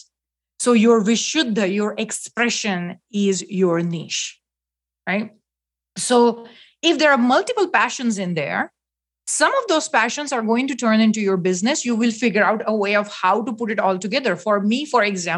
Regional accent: India; moved away; I was born in India

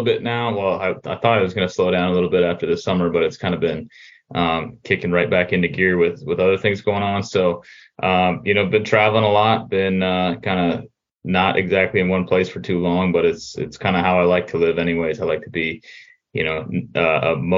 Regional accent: Champlin, Minnesota, United States; also born or lived in Albertville, Minnesota; I'm from Champlin originally

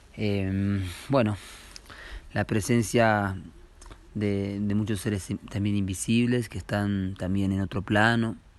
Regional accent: Uruguay; now in Urubamba, Peru; venimos de Uruguay y ahora estamos en Urubamba

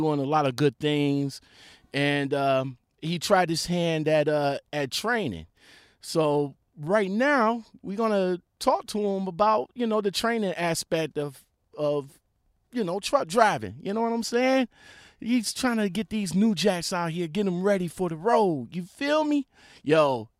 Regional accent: Ohio, United States; we're both from Ohio

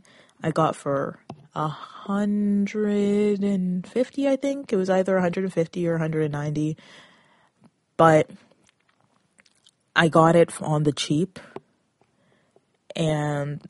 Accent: Toronto, Ontario, Canada; I come from the Toronto area

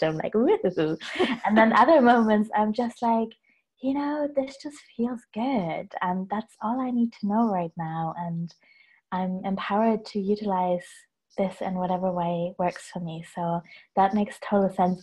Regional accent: Hamburg, Germany; I'm in Hamburg in my hometown.

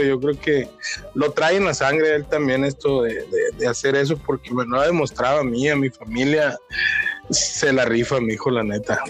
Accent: Culiacán, Sinaloa, Mexico; accent: Sinaloan; now in Tijuana, Mexico; yo soy nacido en Culiacán, soy culichi de nacimiento, pero me etiqueto como tijuanense de corazón

